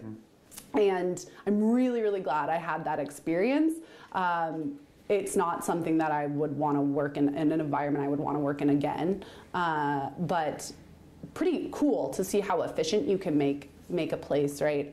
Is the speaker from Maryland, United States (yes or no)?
no; Central Florida, United States; also born or lived in California / Utah; now in Oregon, United States; I grew up in Central Florida on a cattle ranch